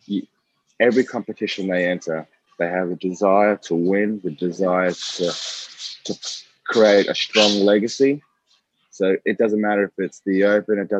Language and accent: English; Australia; being Australian